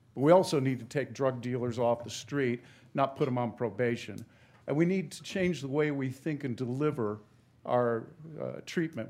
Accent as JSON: {"language": "English", "region": "Ohio", "country": "United States", "tie": "born or raised there", "said": "went home to practice in my hometown with, uh, and raised my family. Ultimately became the prosecuting attorney in that county for eight years."}